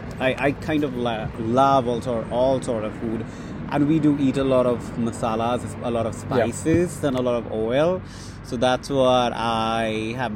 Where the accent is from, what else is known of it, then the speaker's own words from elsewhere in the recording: Bangladesh; moved away as an adult; now in United States; So I'm from Bangladesh, which is a South Asian country.